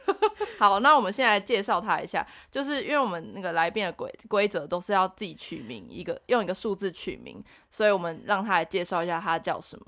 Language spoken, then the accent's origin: Chinese; Taichung, Taiwan; 我们都是台中人